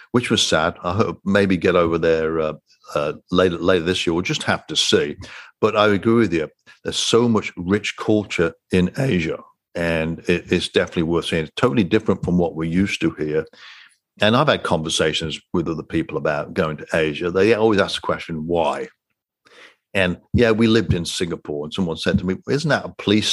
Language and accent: English; United Kingdom; moved away; I'm a Brit